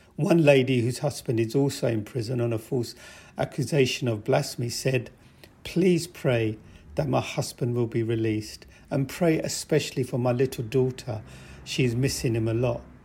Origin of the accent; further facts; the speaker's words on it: England, United Kingdom; also born or lived in Pakistan; I was born in Pakistan, And I came to England in nineteen sixty-three with my parents